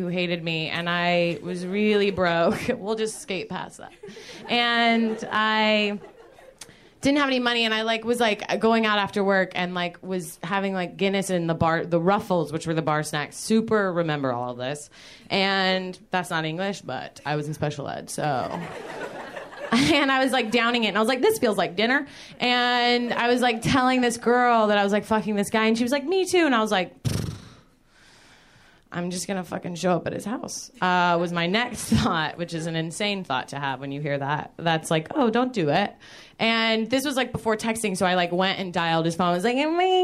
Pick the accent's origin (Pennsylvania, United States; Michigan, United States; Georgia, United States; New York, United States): Georgia, United States; I'm from Georgia